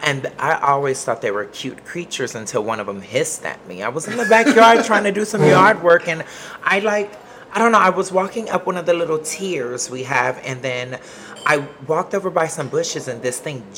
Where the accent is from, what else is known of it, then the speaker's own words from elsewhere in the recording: Los Angeles, California, United States; moved away as an adult; now in Temple, United States; I'm from Hollywood, California